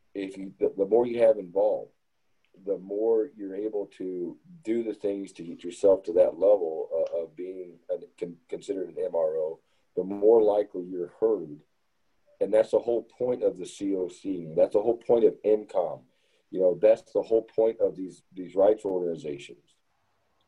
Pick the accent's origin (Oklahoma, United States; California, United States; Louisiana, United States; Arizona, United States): Arizona, United States; moved away; also born or lived in Southern Mississippi; growing up in Arizona